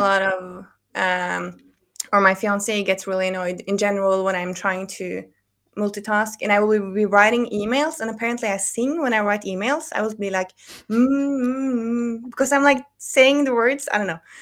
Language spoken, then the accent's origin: English; Norway; I live in Oslo. I'm from Norway.